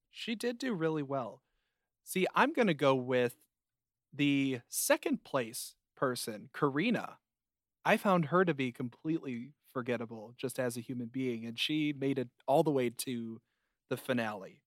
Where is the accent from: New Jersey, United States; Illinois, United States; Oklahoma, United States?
Illinois, United States; Chicago